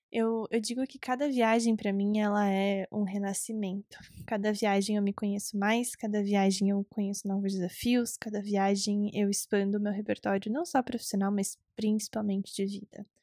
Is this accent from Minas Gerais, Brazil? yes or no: no; Recife, Pernambuco, Brazil; born there; now in Curitiba, Brazil; Se você não sabe, eu nasci em Recife, Pernambuco.